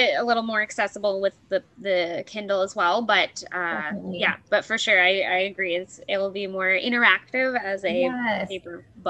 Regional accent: Canada; I'm used to that anyway as Canadian.

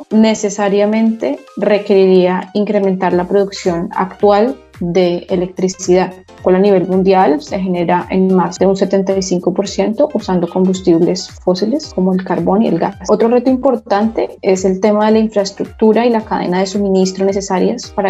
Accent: Bogotá, Colombia; moved away as an adult; now in Dubai, United Arab Emirates; Yo soy colombiana, yo soy nacida en Bogotá, eh, graduada de Ingeniería Industrial en una universidad en Colombia.

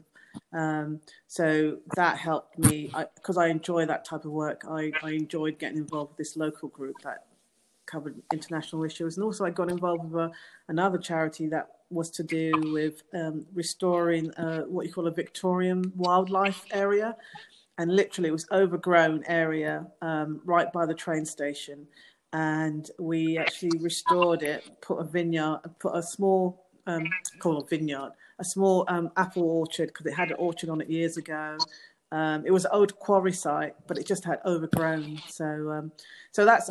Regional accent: London, United Kingdom; moved away as an adult; also born or lived in New York / Plymouth; I was born in London, in Southeast London, to Jamaican parents

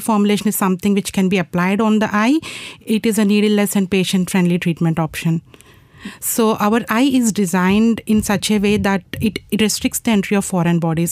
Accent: India; moved away; I'm from India and I'm in final year of my PhD

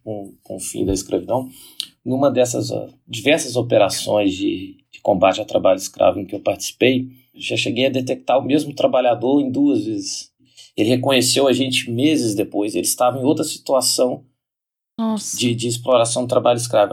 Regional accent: Brazil; nós brasileiros da arte nos orgulhamos do samba

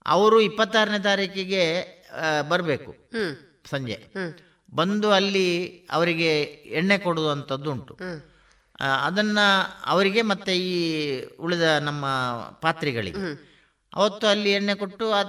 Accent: Balnad, Karnataka, India; ನಾನು ಬಲ್ನಾಡ್ನವನು

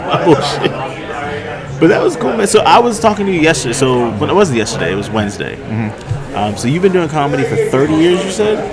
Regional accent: Albany, New York, United States; moved away; also born or lived in Brooklyn, New York / Bronx, New York / Florida; I was born upstate in Albany, but then I lived in Brooklyn um, oh, for a little while. We lived in the Bronx for a little while

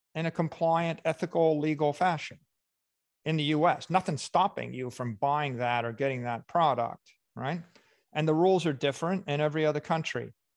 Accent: Miami Beach, Florida, United States; my hometown

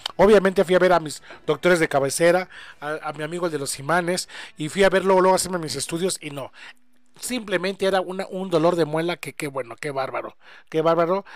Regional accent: Mexico; somos mexicanos

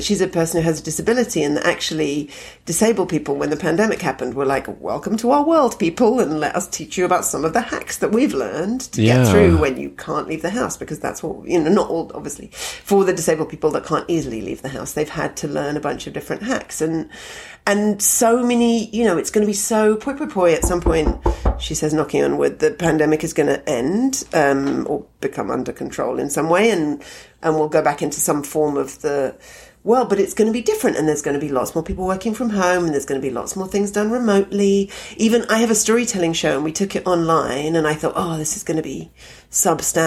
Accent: London, United Kingdom; moved away as an adult; also born or lived in Edinburgh; now in Toronto, Canada; even though I grew up in London, I'm not really a London person.

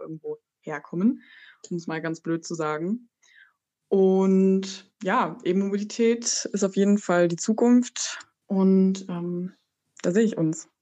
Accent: Burgenlandkreis, Saxony-Anhalt, Germany; now in Halle, Germany; Ich komme aus dem Burgenlandkreis. Ähm, ich bin in einer, ja, in einer 2000 Seelen Dorf aufgewachsen

